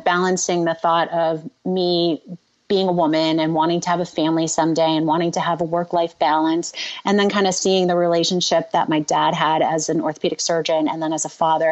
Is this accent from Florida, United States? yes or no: yes; Florida, United States; growing up in Florida